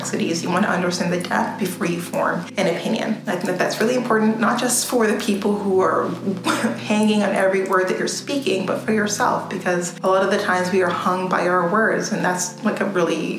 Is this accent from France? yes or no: no; Canada; I grew up in Canada